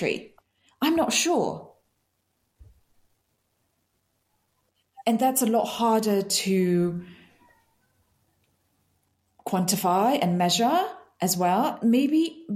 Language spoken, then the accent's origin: English; Yangon, Yangon Region, Myanmar; moved away as an adult; now in Italy; I was born and raised in Myanmar